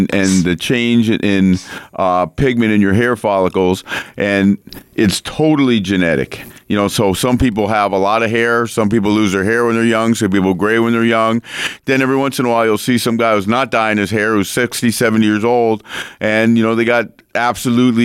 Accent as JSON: {"language": "English", "town": "North Miami Beach", "region": "Florida", "country": "United States", "tie": "born or raised there", "said": "I grew up in Miami"}